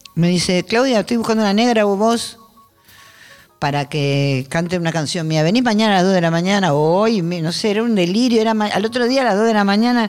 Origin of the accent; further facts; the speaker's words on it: Buenos Aires, Argentina; accent: porteño; moved away as an adult; also born or lived in Spain; Yo siempre hablé argento y soy muy porteña hablando